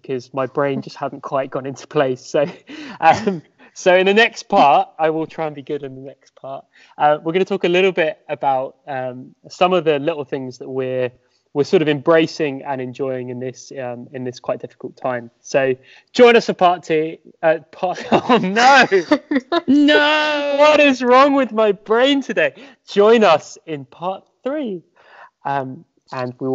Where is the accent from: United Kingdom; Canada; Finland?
United Kingdom; Sussex, South East England; I'm from Sussex